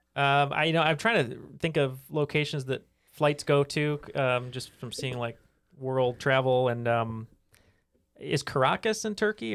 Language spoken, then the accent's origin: English; Atlanta, Georgia, United States; I was born in Atlanta